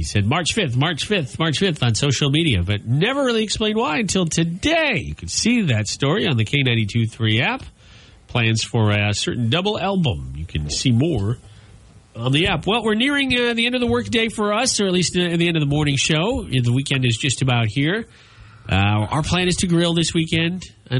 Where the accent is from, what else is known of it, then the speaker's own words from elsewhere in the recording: Minnesota, United States; now in Wisconsin, United States; I was shocked when I moved to Wisconsin, because even in my home state of Minnesota, there's a lot of gravel, but Wisconsin is totally paved.